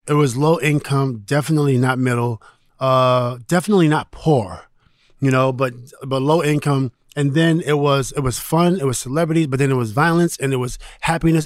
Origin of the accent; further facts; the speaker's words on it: New York City, New York, United States; I'm from New York City